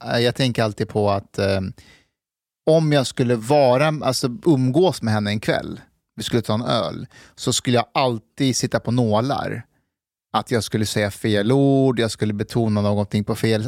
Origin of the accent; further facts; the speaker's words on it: Afghanistan; now in Sweden; jag är ju afghan